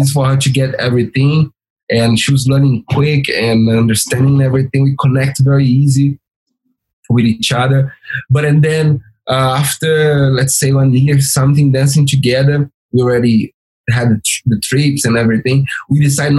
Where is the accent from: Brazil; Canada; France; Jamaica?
Brazil; English is a second language; moved away